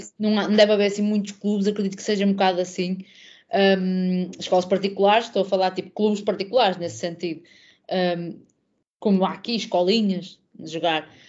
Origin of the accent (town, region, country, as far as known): Portugal; born or raised there; moved away as an adult; also born or lived in London